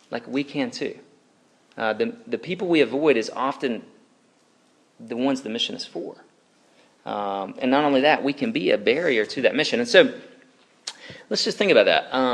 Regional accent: the South, United States; Racism is still kicking, guys, in the South. Uh, I still have racists around my hometown.

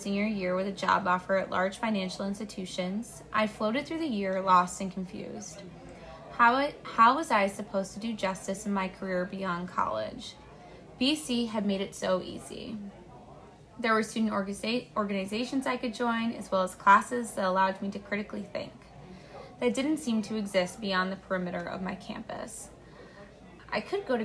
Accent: Braintree, Massachusetts, United States; my world did open up beyond my hometown of Braintree, Massachusetts

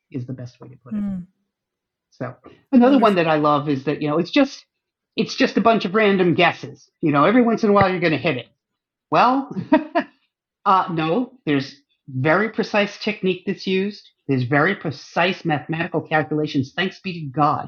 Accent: northern New York, United States; born or raised there; also born or lived in Germany

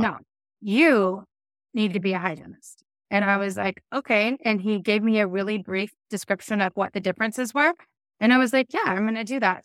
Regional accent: Castle Rock, Washington, United States; where I grew up in Kessel Rock, Washington

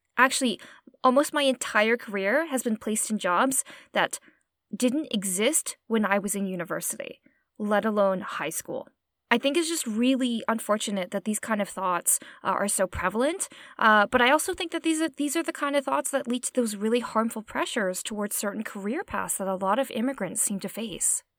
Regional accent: Okotoks, Alberta, Canada; also born or lived in Edmonton; I was born in Edmonton, and I basically spent my formative childhood years in a really small town called Okotoks in Alberta

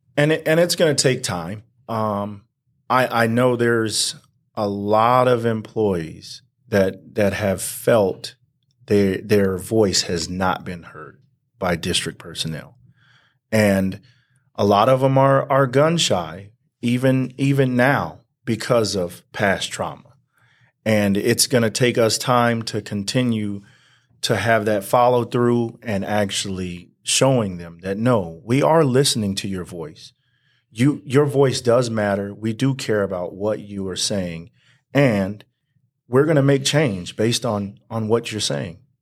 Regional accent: Banning, California, United States; also born or lived in Palm Springs, California; raised here, uh, all the way up until I graduated high school in nineteen ninety-six.

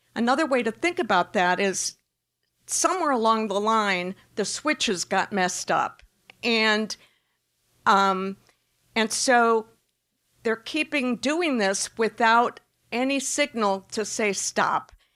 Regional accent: Wisconsin, United States; I'm a Midwesterner by, by, um, I was raised in Wisconsin

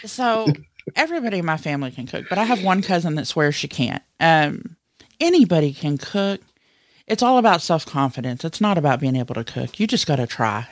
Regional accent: the South, United States; I was raised in the South, and as a kid, I was blessed to not have to go to daycare

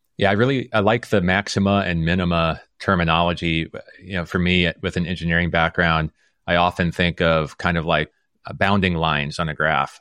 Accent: Omaha, Nebraska, United States; I grew up in Omaha, Nebraska

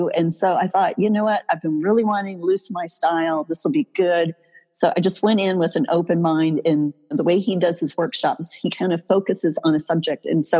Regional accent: Chicago, Illinois, United States; moved away as an adult; now in Texas, United States; I really had wanted to move somewhere warm because growing up in the Chicago area, I knew early on I wasn't going to stay there. I couldn't stand the winter.

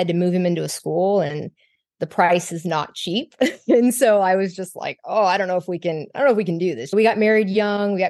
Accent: Texas, United States; I'm from Texas. I was born and raised here

